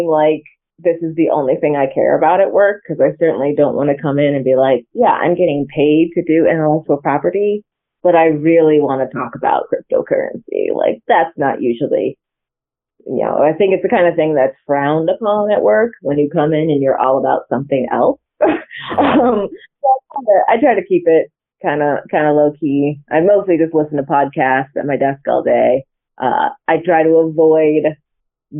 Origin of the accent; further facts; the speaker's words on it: Santa Barbara, California, United States; moved away as an adult; also born or lived in Cleveland; now in Kansas City, United States; I am actually originally from Santa Barbara, California